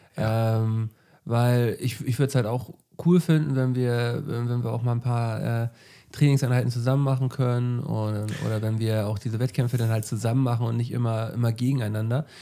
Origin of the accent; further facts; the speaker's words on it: Flensburg, Schleswig-Holstein, Germany; moved away; wenn ich in meine Heimat fahre, äh, also wenn ich bei meinen Eltern bin, äh, dann, ähm, wenn ich noch irgendwelche Erledigungen in Flensburg mache, so, dann fahre ich halt so an, an die alten Orte